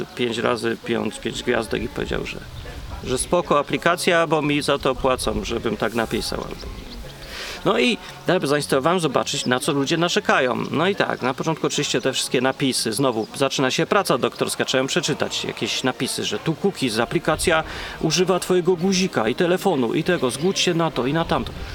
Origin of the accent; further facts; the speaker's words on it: Poland; now in England, United Kingdom; jestem potem programista z Polski